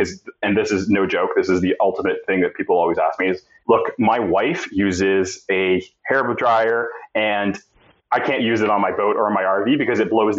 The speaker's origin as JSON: {"language": "English", "country": "Canada", "said": "I think we had a little bit of an advantage being Canadian"}